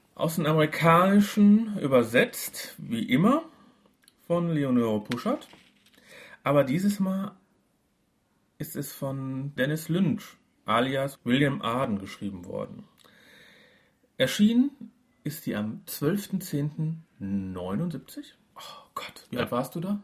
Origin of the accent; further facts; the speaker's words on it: Duisburg, North Rhine-Westphalia, Germany; Aus Walsum, da wo ich herkomme